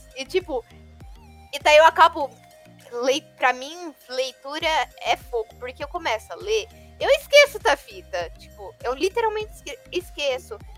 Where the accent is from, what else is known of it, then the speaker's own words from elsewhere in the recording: interior of São Paulo, Brazil; Eu sou do interior de São Paulo.